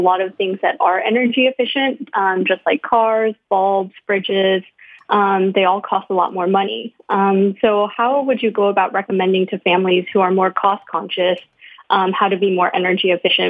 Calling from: Seattle, Washington, United States; From Seattle, Washington.

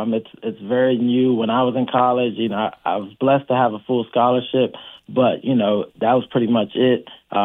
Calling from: Washington, District of Columbia, United States; I'm calling from Washington, D.C.

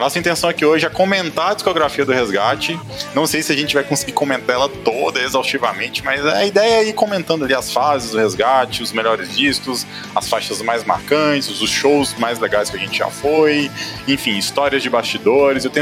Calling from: Maceió, Alagoas, Brazil; eu falo de Maceió

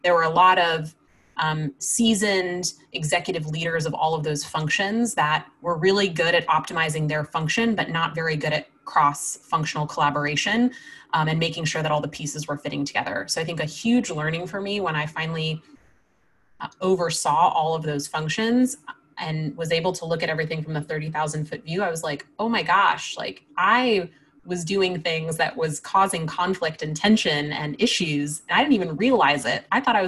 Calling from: New York City, New York, United States; I'm in New York City in Queens, in my basement.

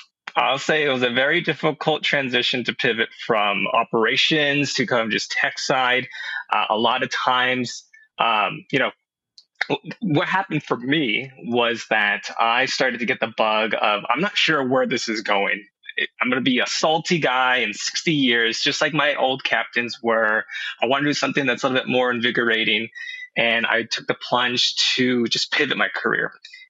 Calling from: Los Angeles, California, United States; I'm coming in from Los Angeles.

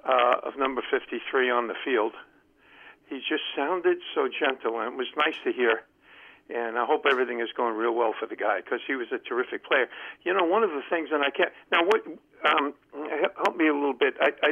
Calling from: Columbia, Maryland, United States; Hey, John, Len from Columbia, Maryland.

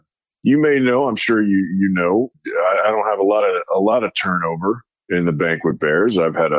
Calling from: South Dakota, United States; Well, I'm calling from South Dakota.

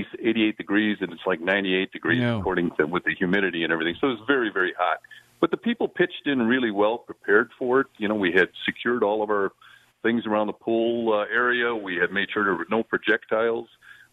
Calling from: Fort Myers, Florida, United States; I'm calling from Fort Myers, Florida.

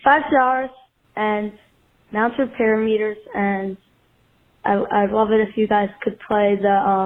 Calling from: New York City, New York, United States; Hey, guys. I'm … from Brooklyn, New York.

